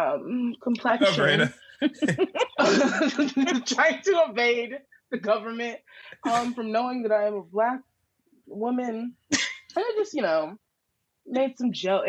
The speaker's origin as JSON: {"language": "English", "region": "Alabama", "country": "United States", "moved": "yes", "lives_now": "New York, United States", "said": "I'm from Alabama"}